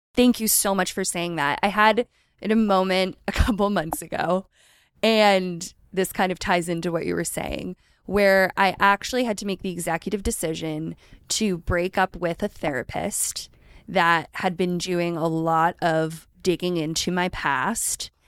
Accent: right outside of Philadelphia, Pennsylvania, United States; I grew up right outside of Philadelphia

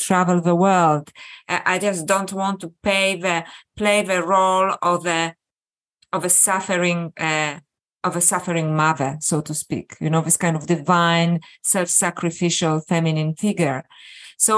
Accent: Poland; I was born in Poland and brought up as a Catholic

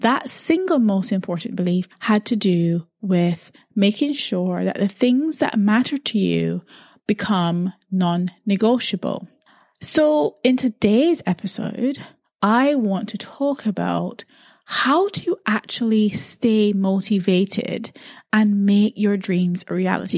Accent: Barbados; growing up in Barbados

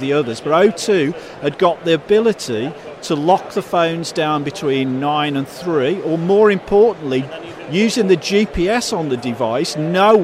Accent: Birmingham, West Midlands, United Kingdom; I spoke like this from growing up in Birmingham

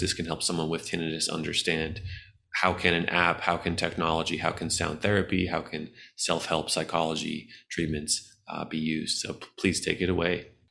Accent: United States; I'm an American

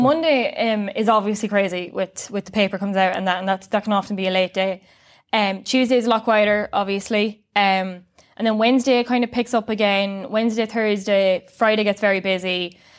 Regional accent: Sligo, Connacht, Ireland; I'm from Sligo

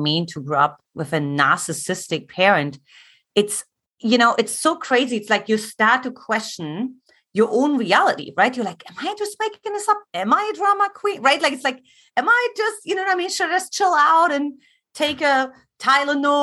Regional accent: eastern Germany, Germany; English is a second language; moved away as an adult; also born or lived in California; now in United States; I grew up in Eastern Germany, for those who want to uncover my accent

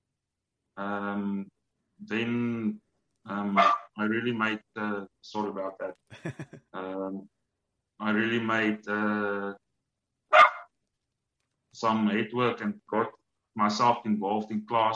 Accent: South Africa; I'm from South Africa

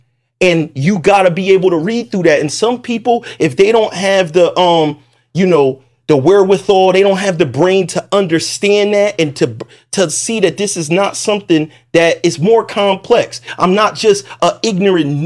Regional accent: Puerto Rico; also born or lived in South Carolina; I'm Puerto Rican

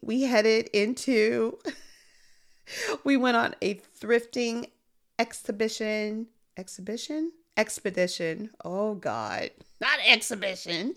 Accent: Chicago, Illinois, United States; moved away; also born or lived in Korea; I'm from Chicago

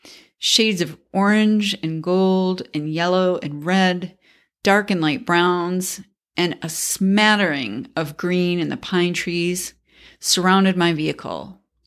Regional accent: New York, United States; I grew up in Central New York. Although the winter started in October and sometimes ended in May

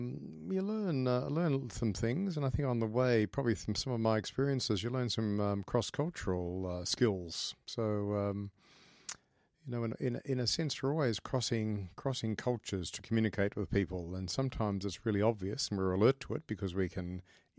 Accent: Brisbane, Queensland, Australia; Oh, well, I grew up in Queensland, in Brisbane, and I came from a family that certainly in some parts I was they had as I've come to learn, great Christian piety.

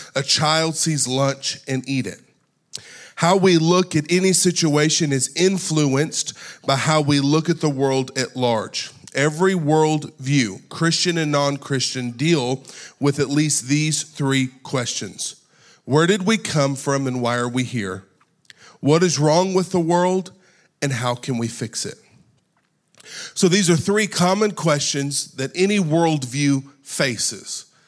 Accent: United States; We are born and raised in America

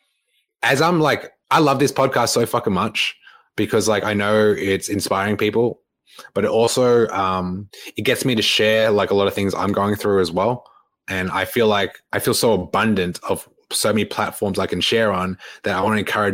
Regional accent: Melbourne, Victoria, Australia; moved away; coming back to my hometown of Melbourne

